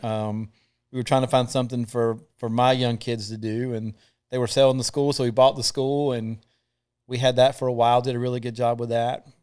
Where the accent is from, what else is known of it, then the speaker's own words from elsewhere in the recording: Thomasville, North Carolina, United States; also born or lived in Matthews, North Carolina; I'm from Thomasville, North Carolina.